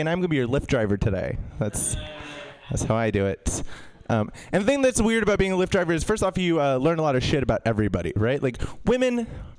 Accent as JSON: {"language": "English", "town": "San Diego", "region": "California", "country": "United States", "said": "I'm from East County, San Diego, the part that people don't talk about"}